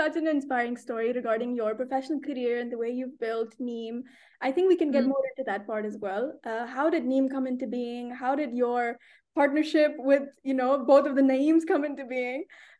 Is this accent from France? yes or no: no; Pakistan; moved away; also born or lived in Estonia; when I moved away from Pakistan, I think that is one aspect that I really missed so much, especially because coming to the northern part of Europe